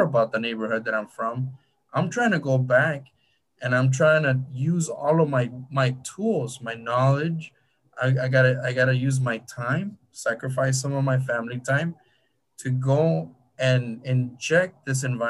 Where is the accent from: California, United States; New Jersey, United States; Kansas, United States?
California, United States; Huntington Park; I'm close to East LA. I grew up in Huntington Park